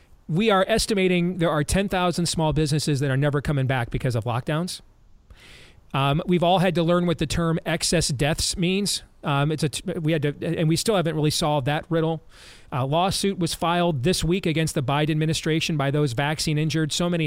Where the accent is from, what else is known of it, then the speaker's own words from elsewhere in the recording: Iowa, United States; comes to my home state of Iowa or nationally for the first time